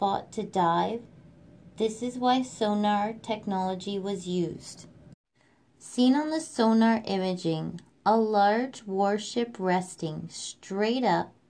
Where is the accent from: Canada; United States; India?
Canada; I'm Canadian Girl